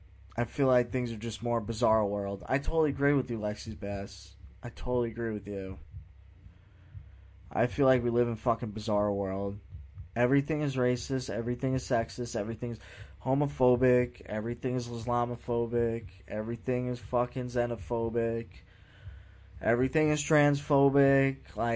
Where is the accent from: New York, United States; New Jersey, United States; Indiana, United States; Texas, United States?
New York, United States; now in Florida, United States; I live in the state of Florida, so I am allowed to vote here, even though I was born in New York.